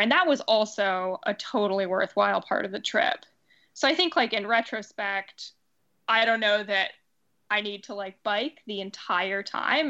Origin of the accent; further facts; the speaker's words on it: Seattle, Washington, United States; moved away as an adult; also born or lived in Pittsburgh; now in New York, United States; I'm living in New York now, working in theater here. Uh, I, I'm from Seattle